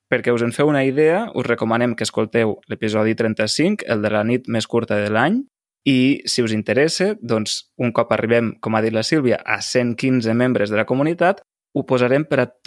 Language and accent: Catalan; Lleida, Catalonia, Spain; jo sóc de Lleida, allà sobretot el que es cultiva són arbres fruiters, per exemple, presseguers, pomers, mm -hmm. perers, no? Es fa mm. molta nectarina, també